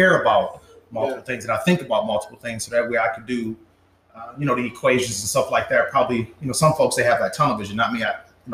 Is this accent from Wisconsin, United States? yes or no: yes; Milwaukee, Wisconsin, United States; I'm from Milwaukee